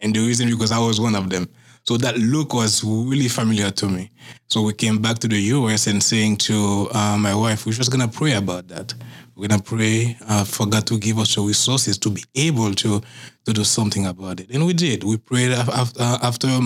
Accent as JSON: {"language": "English", "country": "Haiti", "tie": "born or raised there", "moved": "as an adult", "lives_now": "Massachusetts, United States", "said": "growing up in Haiti, mm-hmm. I was very, very poor"}